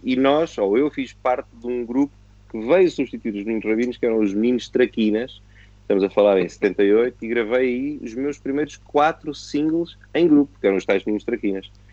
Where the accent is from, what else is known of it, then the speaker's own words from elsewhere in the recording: Portugal; also born or lived in Angola; eu vim para Portugal em 1974, nasci em Angola